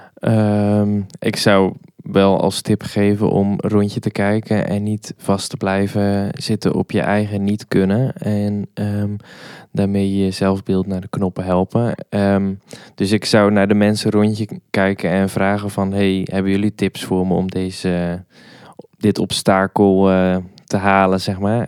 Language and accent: Dutch; Hoek, Zeeland, Netherlands; moved away as an adult; now in Nijmegen, Netherlands; daarvoor kom ik uit Zeeland, in het plaatsje Hoek.